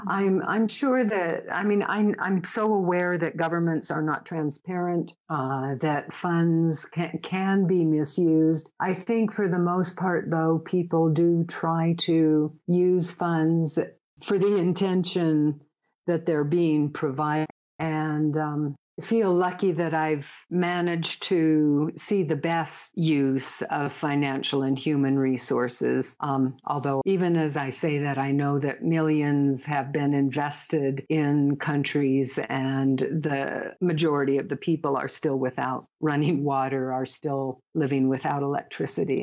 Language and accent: English; United States; I don't think I ever felt discriminated against as a woman or as an American